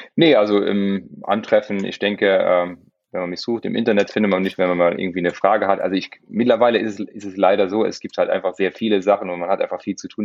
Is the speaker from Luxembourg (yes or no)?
yes; Luxembourg; ich bin Luxemburger